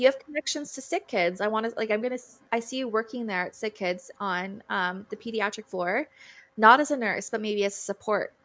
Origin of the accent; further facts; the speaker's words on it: Wahta, Ontario, Canada; I'm from Wata, um, and I'm Mohawk